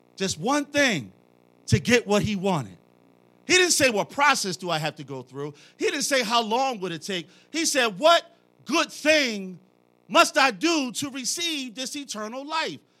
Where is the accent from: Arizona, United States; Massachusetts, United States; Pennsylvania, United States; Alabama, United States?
Pennsylvania, United States; Philadelphia; I'm from Philly.